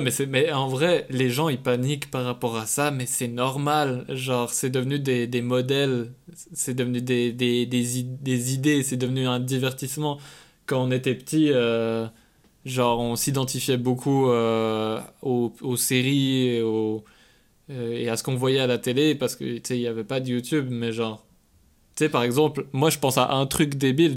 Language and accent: French; Switzerland; moved away as an adult; also born or lived in Quebec; je suis suisse